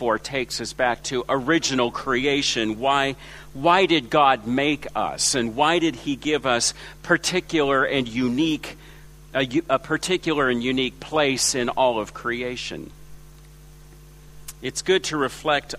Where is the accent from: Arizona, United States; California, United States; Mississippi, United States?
California, United States; Los Angeles; moved away as an adult; also born or lived in China; now in Ringwood East, Australia; My accent is from Los Angeles, where I was born and raised